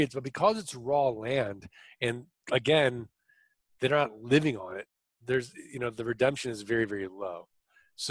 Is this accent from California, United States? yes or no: no; St. Louis, Missouri, United States; now in Arizona, United States; I'm from St. Louis. I'm from the show me state